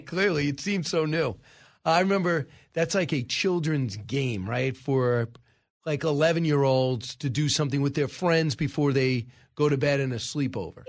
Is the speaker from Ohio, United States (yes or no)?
no; Long Island, New York, United States; I am from Long Island.